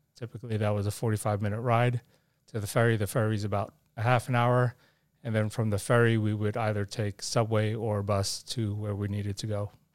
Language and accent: English; New York City, New York, United States; now in Arizona, United States; I grew up in New York City in Manhattan when uh, Manhattan was a bit on the tough side.